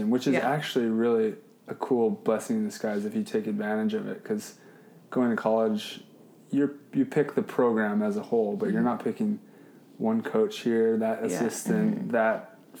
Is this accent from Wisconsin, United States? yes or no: no; Hawaii, United States; moved away; I grew up in Hawaii